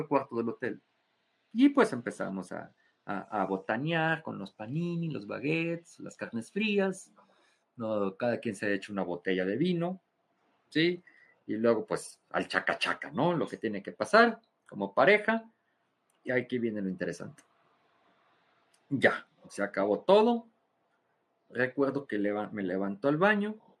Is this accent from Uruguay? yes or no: no; Mexico; soy mexicano